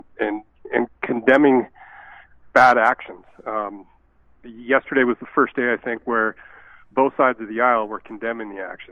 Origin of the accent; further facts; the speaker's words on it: Fairfield, California, United States; moved away as an adult; also born or lived in Saskatchewan / Ecuador / Costa Rica / Manitoba; now in Steinbach, Canada; Born and raised in Fairfield, California, about 40 minutes from San Francisco